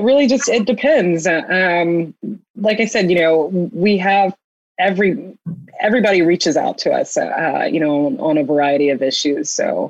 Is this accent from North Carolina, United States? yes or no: yes; North Carolina, United States; moved away as an adult; also born or lived in Iowa; now in Nantucket, United States; So I grew up in North Carolina, Southern born and bred